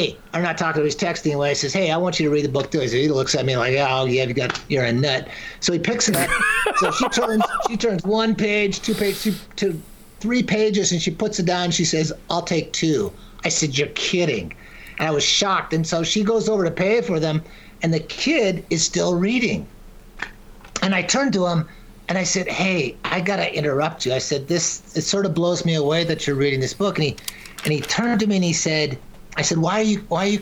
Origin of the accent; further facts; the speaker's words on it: Washington, United States; moved away; My granddad had a small ranch when I was growing up in Washington.